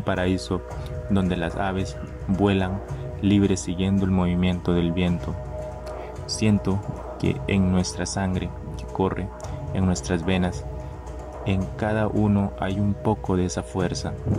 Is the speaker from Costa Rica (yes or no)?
yes; Talamanca, Limón, Costa Rica; soy indígena Bribri de Talamanca